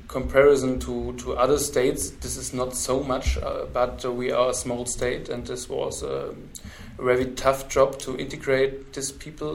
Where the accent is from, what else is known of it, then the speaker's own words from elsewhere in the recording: Ilmenau, Thuringia, Germany; Yeah, we have some network in my hometown in Ilmenau